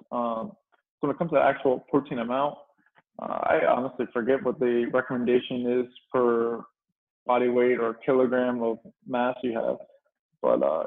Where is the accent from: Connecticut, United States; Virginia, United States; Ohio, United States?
Virginia, United States; Chincoteague; moved away as an adult; also born or lived in Maryland; So I'm actually from Virginia. I'm from a little island in Virginia, actually, called Chincoteague Island.